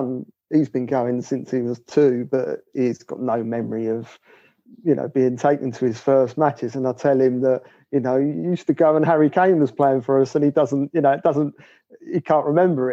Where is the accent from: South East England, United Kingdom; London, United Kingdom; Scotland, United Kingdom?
London, United Kingdom; now in Bromley, United Kingdom; I'm from Peckham, so that's where my mum and dad brought us up.